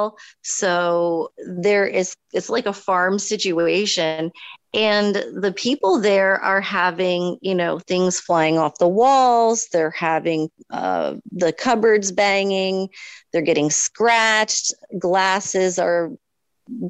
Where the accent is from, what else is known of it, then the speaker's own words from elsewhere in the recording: Mystic, Connecticut, United States; my hometown of Mystic, Connecticut